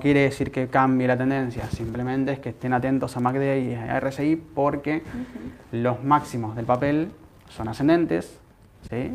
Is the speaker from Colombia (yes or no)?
no; Argentina; Como argentino